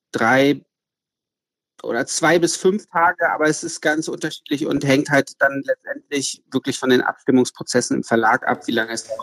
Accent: Hamburg, Germany; now in Berlin, Germany; Ich wohne in Berlin. Also ich komme eigentlich aus Hamburg ähm, und man ist dann eigentlich auch immer ziemlich lokalpatriotisch und viele Hamburger bleiben ihr Leben lang

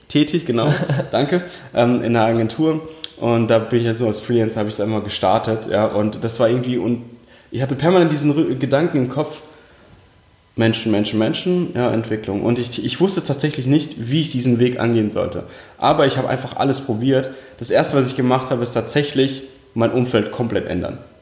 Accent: Heidelberg, Baden-Württemberg, Germany; German is a second language; also born or lived in Uzbekistan; aufgewachsen bin ich in schönen Heidelberg unten im Süden Deutschlands. Und ursprünglich geboren tatsächlich in Usbekistan

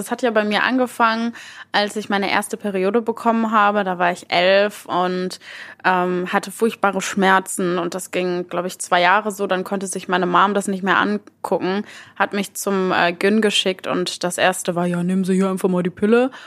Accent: Mülheim an der Ruhr, North Rhine-Westphalia, Germany; ich bin äh, in Mülheim geboren und aufgewachsen und wohne auch immer noch in Mülheim

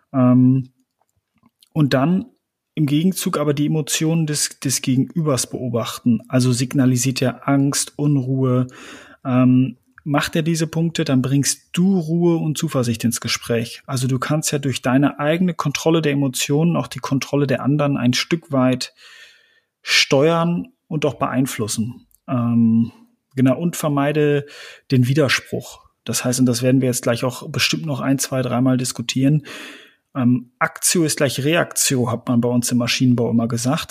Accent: West Münsterland, North Rhine-Westphalia, Germany; Wir sind Westmünsterländer

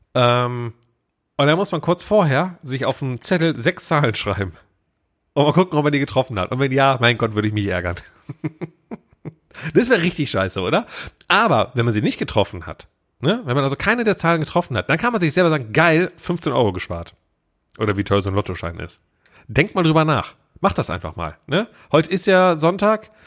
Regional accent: Willich, North Rhine-Westphalia, Germany; ich war bei uns in meinem Heimatdorf, ne? ich komme ja aus, aus äh, Willig, Schiefbahn. Das ist ja quasi äh, zwischen Mönchengladbach, Krefeld, Düsseldorf

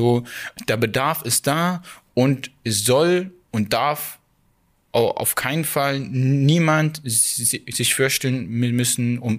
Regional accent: Saxony, Germany; ich fühle mich in, Ostdeutscher, in, als Ostdeutscher. Ich bin hier aufgewachsen.

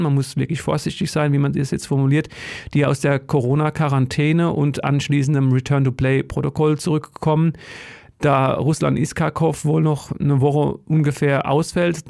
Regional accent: Odenwald, Germany; ich komme aus dem Odenwald.

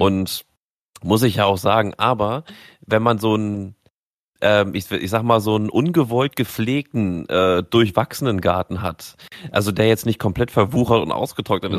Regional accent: Germany; wir als Deutsche

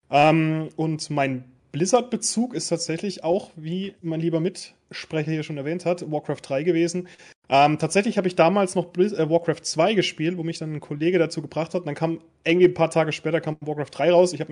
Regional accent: Baden-Württemberg, Germany; born there; Ähm, ich komme gebürtig aus dem Schwarzwald

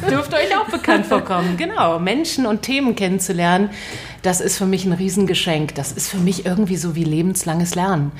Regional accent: Berlin, Germany; also born or lived in Israel; Ich bin in West-Berlin aufgewachsen

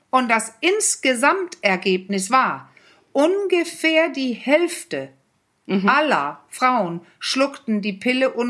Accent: Denmark; Übrigens, was ich immer so witzig fand, ich als Dänin

